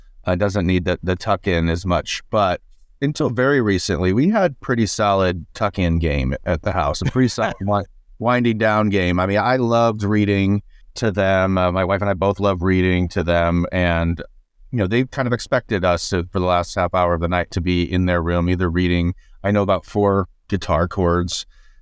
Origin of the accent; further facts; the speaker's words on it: Indiana, United States; I grew up in Indiana